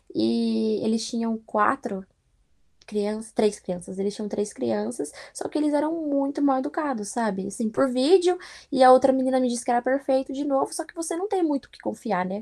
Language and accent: Portuguese; São Paulo, Brazil; moved away as an adult; now in Philadelphia, United States; Eu não saí de Pirituba para vir para cá, para trabalhar